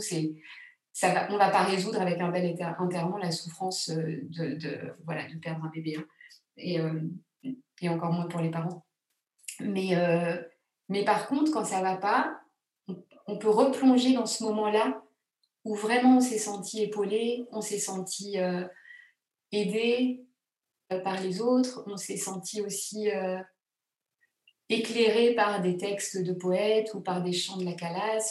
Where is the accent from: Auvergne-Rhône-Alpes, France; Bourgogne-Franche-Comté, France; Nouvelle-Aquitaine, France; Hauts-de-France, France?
Auvergne-Rhône-Alpes, France; Grenoble; Je suis née à Grenoble, moi.